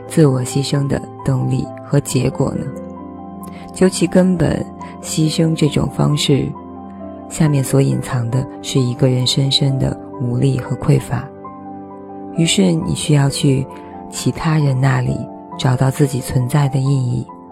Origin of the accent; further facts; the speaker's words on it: China; 这反映了我们中国人从原来到现在的情感生活面貌